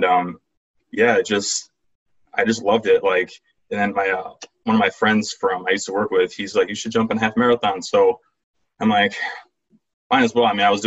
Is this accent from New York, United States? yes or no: yes; Rochester, New York, United States; I'm from Rochester, New York. It's upstate. It's not from New York City. Everyone thinks that you're from New York, you're from the city, and it's not true. So, been here my whole life.